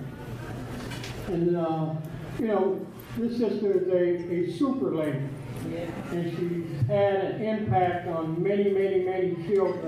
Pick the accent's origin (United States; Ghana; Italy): United States; St. Paul, Minnesota; I'm from St. Paul